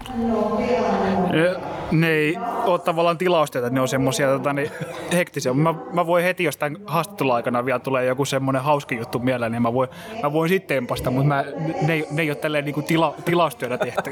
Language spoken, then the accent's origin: Finnish; Salo, Southwest Finland, Finland; now in Turku, Finland; mä olen alun perin Salosta, mutta me asutaan kummatkin nykyään Turussa